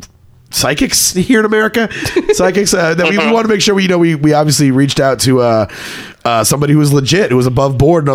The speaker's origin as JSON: {"language": "English", "town": "Copperas Cove", "region": "Texas", "country": "United States", "lives_now": "Austin, United States", "said": "I am from Copper's Cove, Texas, and I live in Austin"}